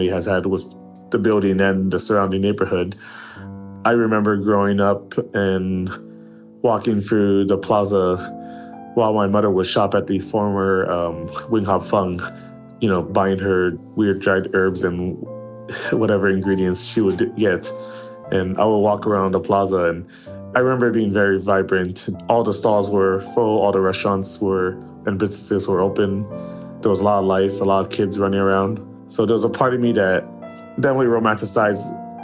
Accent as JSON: {"language": "English", "town": "Los Angeles", "region": "California", "country": "United States", "tie": "born or raised there", "also_born_or_lived": "Pearl River Delta, China", "said": "I was born in China, but my family immigrated with me when I was only 1 year old. So I have mostly been raised in the United States, and pretty much most of my time has been here in Los Angeles"}